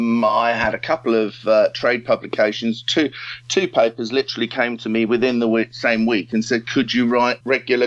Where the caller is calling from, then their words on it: Highbury, London, United Kingdom; I'm actually Skyping you from home in Highbury at the moment.